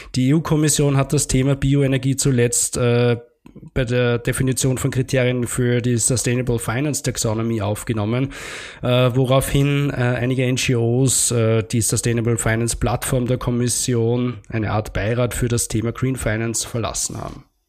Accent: Austria; bei uns in Österreich

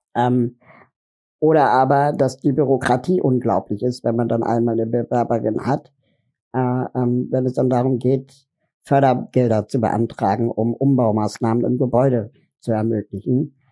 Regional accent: Berlin, Germany; Ich komme aus Berlin

